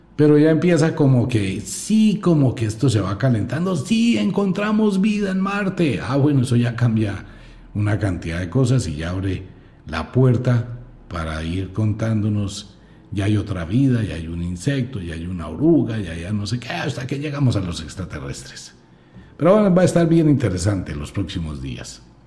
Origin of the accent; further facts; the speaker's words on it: Colombia; quiero a mi tierra con todo el alma